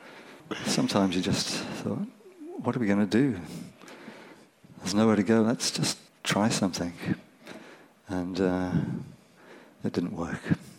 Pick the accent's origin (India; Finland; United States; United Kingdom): United Kingdom; Birmingham, West Midlands; now in Cornwall, United Kingdom; how great it was growing up in Birmingham, this rich cultural mix of music all around, all the time. And it wasn't like that when I was growing up in Hodge Hill.